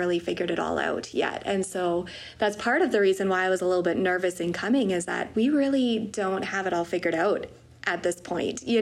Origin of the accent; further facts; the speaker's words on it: Wetaskiwin, Alberta, Canada; also born or lived in Peace River, Alberta; I grew up in Wetaskiwin, Alberta.